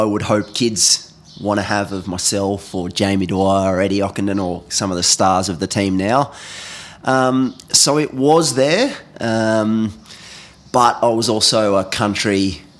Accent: Rockhampton, Queensland, Australia; now in Perth, Australia; I grew up in Rockhampton in central Queensland

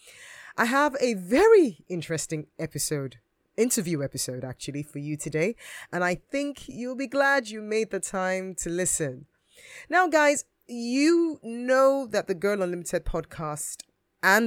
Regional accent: Edo, Nigeria; now in United Kingdom; I'm from the Bini tribe, also known as the Edo tribe, and we are located in the Midwestern part of Nigeria in a state which is called, unsurprisingly, Edo State

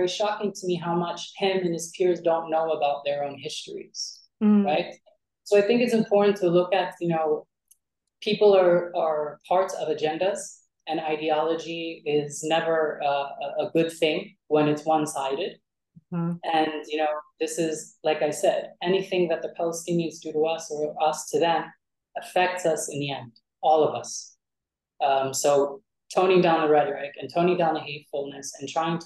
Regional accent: Philadelphia, Pennsylvania, United States; moved away as an adult; now in Tel Aviv, Israel; I'm from Philadelphia. I you know, grew up in the foster care system.

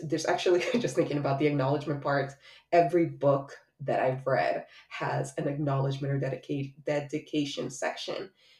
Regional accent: Miami, Florida, United States; also born or lived in Honduras; As I've shared many times, I was born in Honduras and moved to Miami the summer before I turned 9.

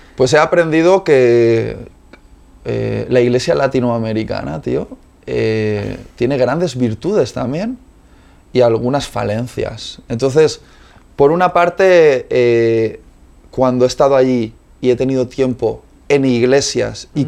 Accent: Spain; Yo soy español también

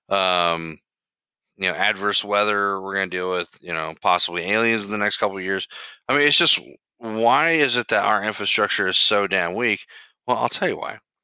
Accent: United States; I grew up in the United States of America

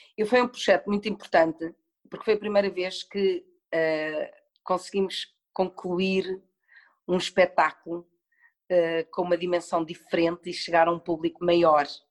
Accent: Portugal; also born or lived in Madrid, Spain; fui viver com a minha mãe e com o meu pai para a Espanha, para Madrid. Fiquei lá seis anos, voltei para Portugal quando tinha seis anos

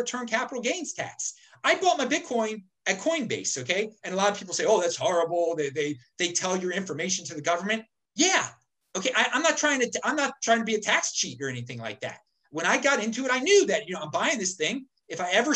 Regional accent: United States; I'm an American.

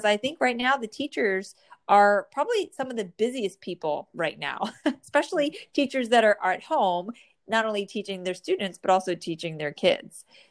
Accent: New Jersey, United States; born or raised there

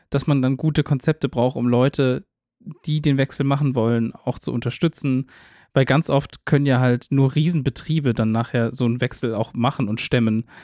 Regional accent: Netherlands; moved away; Mich als, als Niederländer.

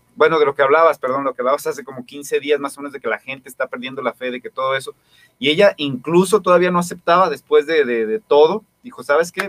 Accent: Guadalajara, Jalisco, Mexico; yo soy de, aquí de Santa Teresa

